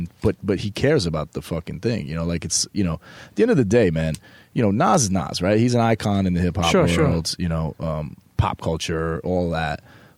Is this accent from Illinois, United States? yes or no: no; New York, United States; a New York guy, that there's something a little bit different sometimes about us. And, you know, growing up in New York, you know, you move a different way.